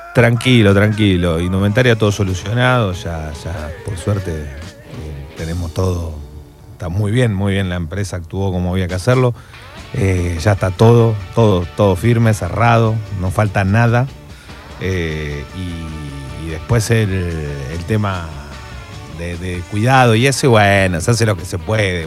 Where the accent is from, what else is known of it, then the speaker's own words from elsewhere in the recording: Corrientes, Argentina; como buen correntino